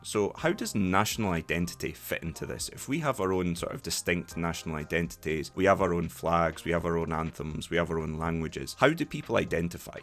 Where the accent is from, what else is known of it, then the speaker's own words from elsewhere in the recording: Scotland, United Kingdom; if someone asks me, "Where are you from?" I say Scotland